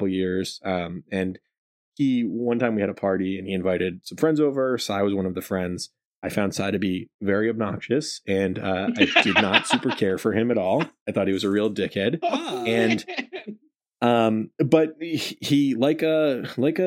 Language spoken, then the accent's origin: English; Rhode Island, United States; I grew up in Rhode Island